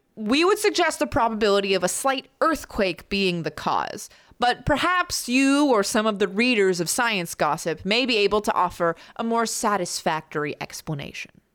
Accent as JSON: {"language": "English", "country": "United States", "said": "I'm American."}